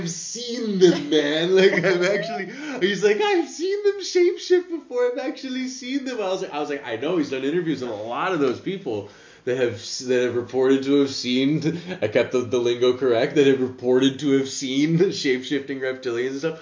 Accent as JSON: {"language": "English", "country": "United States", "moved": "yes", "lives_now": "Amsterdam, Netherlands", "said": "I'm American"}